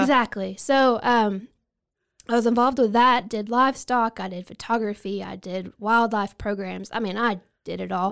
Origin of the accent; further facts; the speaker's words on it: Bell County, Texas, United States; also born or lived in Falls County, Texas; I grew up in Bell County, and then now I live right across the county line in Falls County